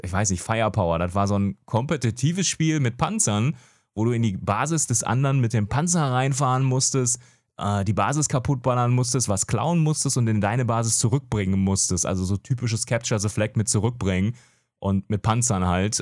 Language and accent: German; Gelsenkirchen, North Rhine-Westphalia, Germany; moved away as an adult; also born or lived in Franconia; geboren tatsächlich im Ruhrport, Gelsenkirchen, da immer noch wohnhaft.